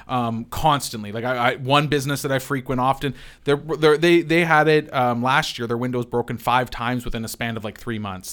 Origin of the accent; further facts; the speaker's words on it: London, Ontario, Canada; as a Londoner